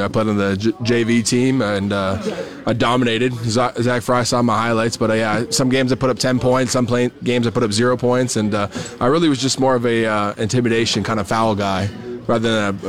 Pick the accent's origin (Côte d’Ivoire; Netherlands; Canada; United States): Canada; as a Canadian kid